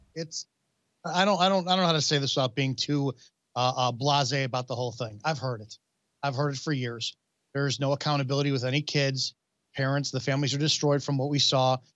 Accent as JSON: {"language": "English", "town": "Chicago", "region": "Illinois", "country": "United States", "said": "I'm from the Chicago area"}